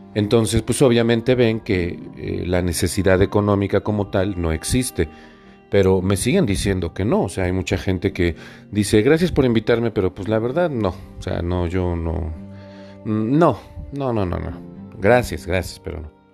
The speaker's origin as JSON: {"language": "Spanish", "region": "Puebla", "country": "Mexico", "said": "yo soy de Puebla Capital"}